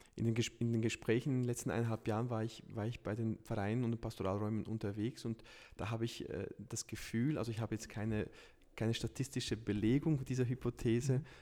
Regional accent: Lucerne, Switzerland; in Luzern, wo, wo ich herkomme

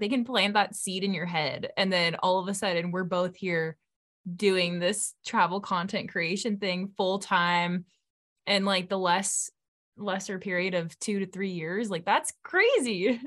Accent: California, United States; we're from California

